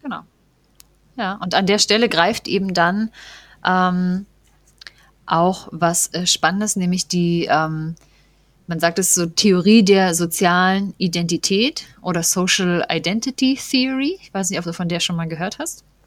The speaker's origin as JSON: {"language": "German", "region": "East Germany", "country": "Germany", "said": "im Osten, wo wir ja beide auch herkommen"}